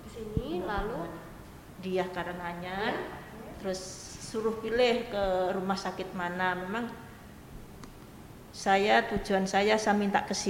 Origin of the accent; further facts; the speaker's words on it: West Papua, Indonesia; saya berasal dari Papua Barat, rujukan dari sana memang.